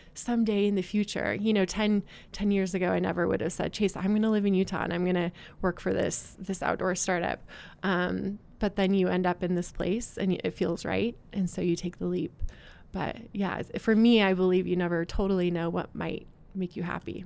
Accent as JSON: {"language": "English", "region": "West Coast", "country": "United States", "also_born_or_lived": "Boston / Oregon", "moved": "as an adult", "lives_now": "Utah, United States", "said": "I'm originally from the West Coast, but I had been living out in Boston for the last eight years. Um, and I felt like, you know, I kind of want to get back closer to home. My family's in, in Oregon"}